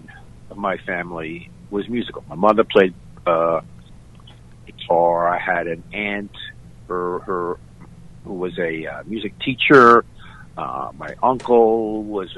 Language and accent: English; New York City, New York, United States; even though I was in New York, I had to walk 5 minutes to take a bus, a 20-30 minute bus ride to the subway for a 30-40 minute ride to Lower East Side. It was a bit of a haul because I was in Queens.